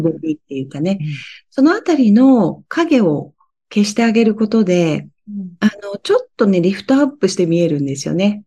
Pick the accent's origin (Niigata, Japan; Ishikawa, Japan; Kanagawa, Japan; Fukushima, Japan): Fukushima, Japan; 私、福島の出身なんですね。